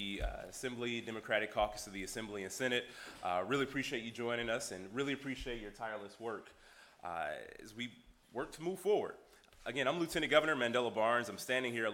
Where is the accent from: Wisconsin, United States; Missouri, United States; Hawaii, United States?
Wisconsin, United States; Milwaukee; Growing up in Milwaukee, I unfortunately lost classmates